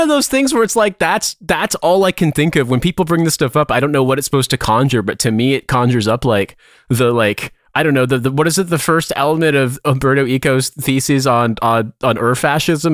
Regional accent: United States; now in London, United Kingdom; I'm American

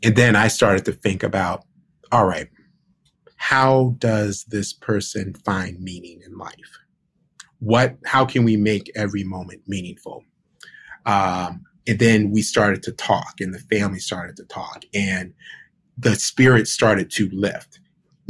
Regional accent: Cleveland, Ohio, United States; now in Washington, D.C., United States; I was born in Cleveland, Ohio, May 15th, 1973. And I grew up with my mom.

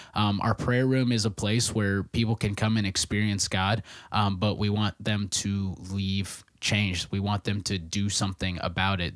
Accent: Nebraska, United States; moved away as an adult; also born or lived in Minneapolis, Minnesota / Hastings, Minnesota; I'm originally from Nebraska, where my dad is a pastor

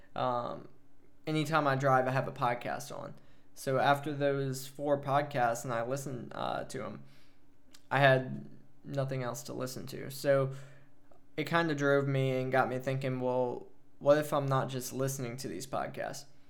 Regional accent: Prairieville, Louisiana, United States; moved away as an adult; also born or lived in Hawaii; now in Germany; I grew up in Prairie Villa, Louisiana. Lived in Louisiana all my life until I joined the Air Force at eighteen

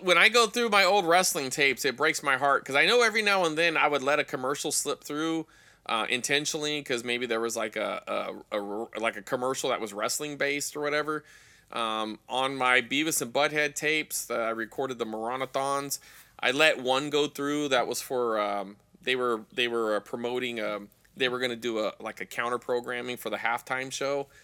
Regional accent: Fresno, California, United States; my hometown is Fresno.

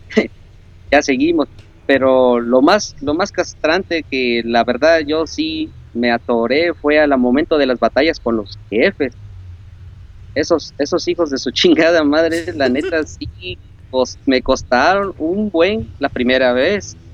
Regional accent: Córdoba, Veracruz, Mexico; yo soy de Córdoba. Córdoba, Muy Veracruz.

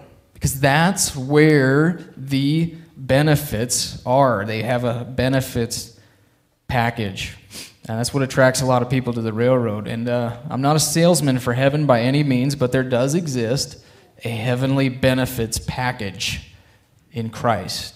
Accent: Alliance, Nebraska, United States; I grew up in Alliance, Nebraska

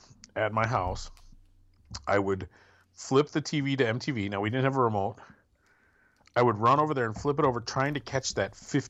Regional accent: rural Wisconsin, United States; growing up in rural Wisconsin

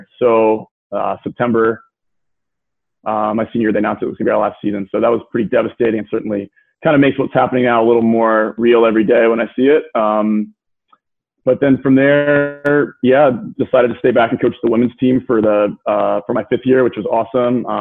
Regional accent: Sydney, New South Wales, Australia; now in Texas, United States; I grew up in Sydney, Australia

